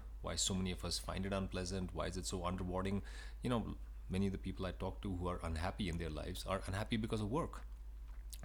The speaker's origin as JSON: {"language": "English", "country": "India", "tie": "born or raised there", "moved": "as an adult", "lives_now": "United States", "said": "I was born in India, and I moved to the States when I was 20 years old."}